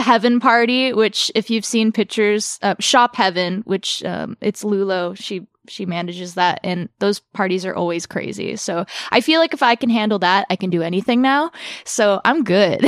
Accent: Orange County, California, United States; moved away as an adult; also born or lived in Burbank, California; now in North Hollywood, United States; we moved to Orange County when I was like seven. So I spent most of my life in Orange County

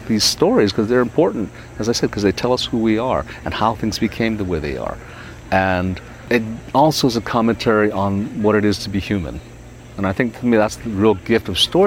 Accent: Hawaii, United States; where I grew up in Hawaii

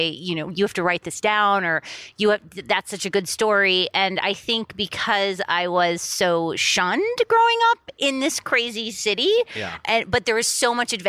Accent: Miami Beach, Florida, United States; moved away as an adult; also born or lived in Boston, Massachusetts; now in Los Angeles, United States; I'm in Miami. I grew up on South Beach

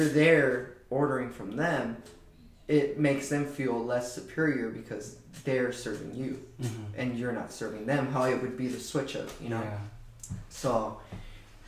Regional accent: Southern California, United States; we're from Southern California.

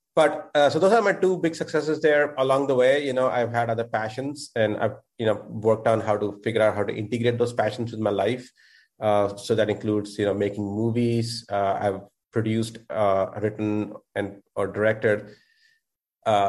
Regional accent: India; moved away as an adult; now in United States; I'm originally from India. I moved here when I was 21.

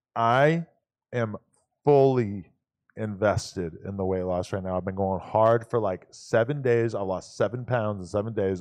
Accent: New Hampshire, United States; I grew up in New Hampshire

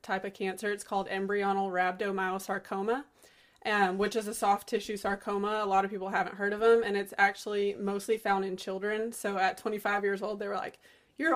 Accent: Kountze, Southeast Texas, United States; moved away as an adult; now in Central Texas, United States; I grew up in Southeast Texas, a little small town called Koontz

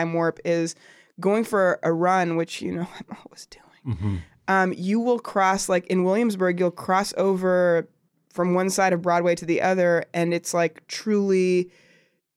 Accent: Toronto, Ontario, Canada; moved away as an adult; now in New York, United States; I'm from Toronto

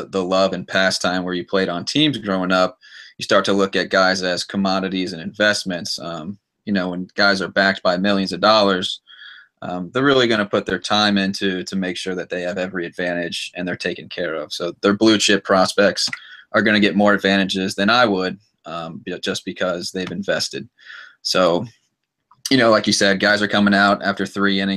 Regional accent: East Cobb, Georgia, United States; I'm out of the East Cobb area in Georgia

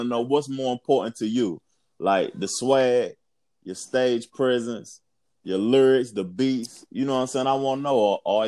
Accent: Knoxville, Tennessee, United States; moved away; I'm from Knoxville too, but I don't live there no more. I done lived in a couple of cities.

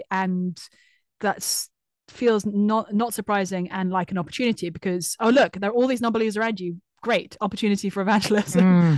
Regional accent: London, United Kingdom; So I grew up mostly in London.

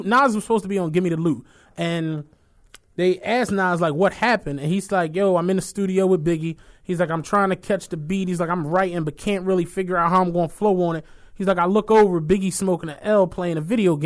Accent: Philadelphia, Pennsylvania, United States; I'm from Philly, I'm a Philly dude

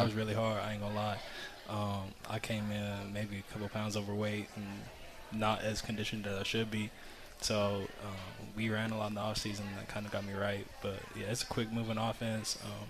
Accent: Mantua, Utah, United States; I grew up in Manaway, like 30 minutes away from here.

